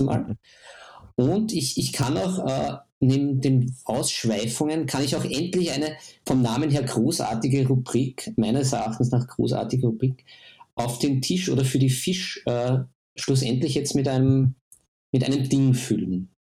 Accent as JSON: {"language": "German", "country": "Austria", "said": "bei uns in Österreich"}